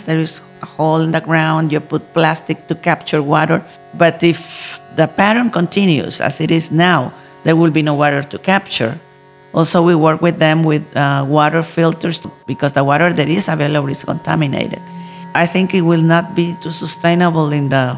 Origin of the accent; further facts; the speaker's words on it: Nicaragua; I come from Nicaragua, country in Central America